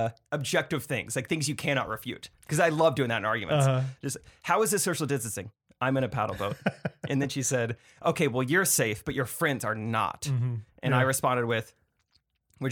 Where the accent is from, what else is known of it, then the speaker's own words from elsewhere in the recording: Missouri, United States; moved away; My home state's trending